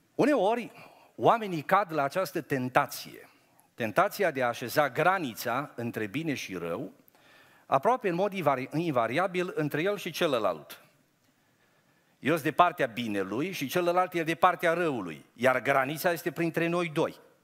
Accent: Romania; sunt român. Sunt creștin român

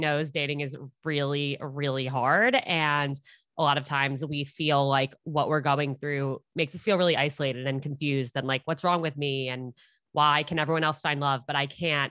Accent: Westchester, New York, United States; moved away as an adult; also born or lived in Upper East Side, New York City; now in New York City, United States; I grew up in Westchester, New York, and I now live on the Upper East Side

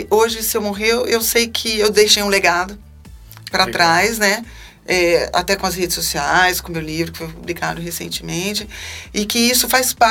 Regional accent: Salvador, Bahia, Brazil; born there; dei trabalho eu sou nascida de parto normal. Eu nasci em Salvador, Bahia.

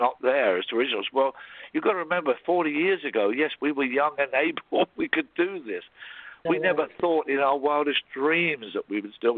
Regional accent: Cambridge, East of England, United Kingdom; moved away as an adult; I grew up in Cambridge in England

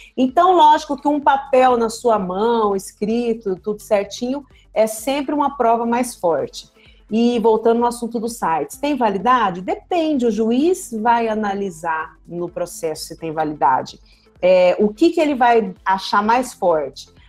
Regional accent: Campo Grande, Mato Grosso do Sul, Brazil; eu sou de Campo Grande, Mato Grosso do Sul

